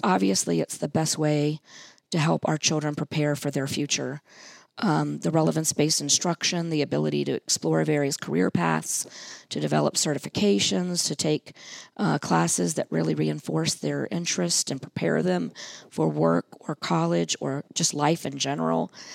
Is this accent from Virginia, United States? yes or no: yes; Hampton, Virginia, United States; I grew up in Hampton